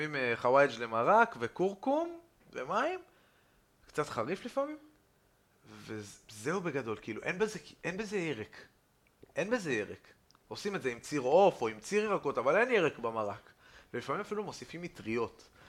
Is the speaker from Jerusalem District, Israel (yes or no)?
yes; Jerusalem, Jerusalem District, Israel